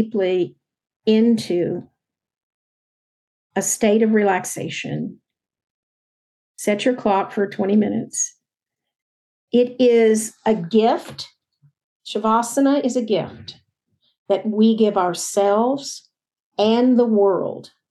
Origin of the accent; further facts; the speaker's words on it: Texas, United States; now in San Francisco Bay Area, United States; I grew up in Texas